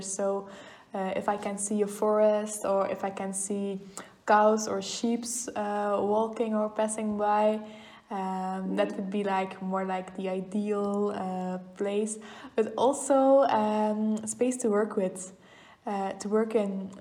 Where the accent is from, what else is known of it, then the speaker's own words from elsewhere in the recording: Oudenaarde, Flanders, Belgium; I grew up in Oudenaarde.